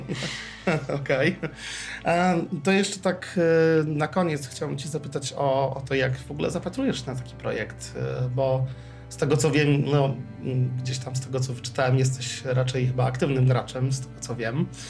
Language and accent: Polish; Poland; jestem z Polski